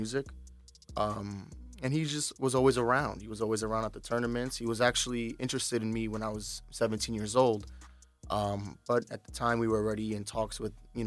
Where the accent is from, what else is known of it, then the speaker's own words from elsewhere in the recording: Hoboken, New Jersey, United States; also born or lived in Houston; now in Bergen County, United States; I was born in Hoboken. I live in Bergen County now